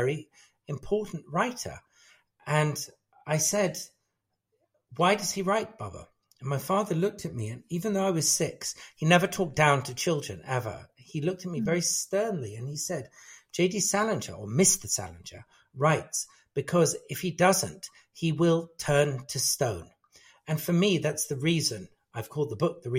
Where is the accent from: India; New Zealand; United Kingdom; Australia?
United Kingdom; England; I was brought up in England, my ancestral background is, a big mixture of British and Afghan and Parsi